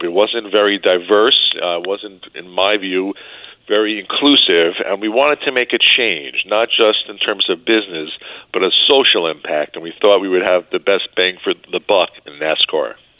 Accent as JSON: {"language": "English", "region": "New York", "country": "United States", "tie": "born or raised there", "said": "growing up in New York"}